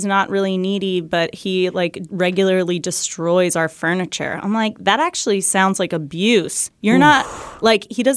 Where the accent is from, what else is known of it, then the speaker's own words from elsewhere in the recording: New Jersey, United States; I'm from New Jersey, where New Jersey's kind of known for its peaches, too.